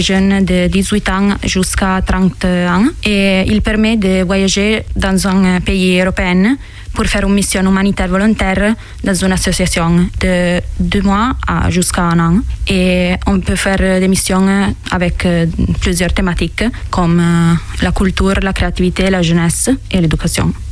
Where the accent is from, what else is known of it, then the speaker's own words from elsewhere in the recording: Mondovì, Piedmont, Italy; French is a second language; moved away as an adult; now in France; Je viens d'Italie, euh, d'un village qui s'appelle Mondovi, dans la province de Cuneo, dans le nord de l'Italie